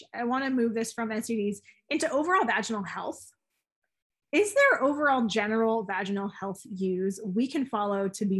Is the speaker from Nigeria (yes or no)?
no; Canada; we're Canadian and we grow up with a certain social responsibility inherently in us.